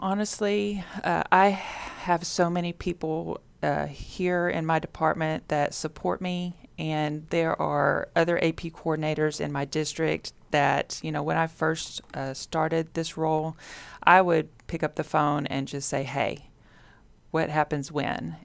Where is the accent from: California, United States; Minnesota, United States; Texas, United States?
Texas, United States; Richmond; now in Sugar Land, United States; I didn't grow up in Sugarland. I grew up in Richmond.